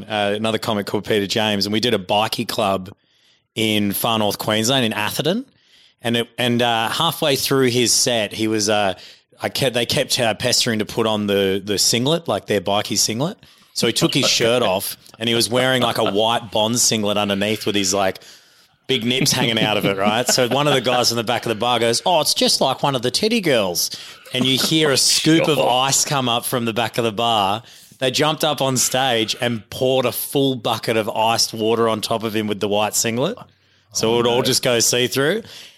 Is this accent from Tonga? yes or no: yes; Tonga; now in Australia; I was born in Tonga. So gotcha. I grew up around Tongans when I was just a kid.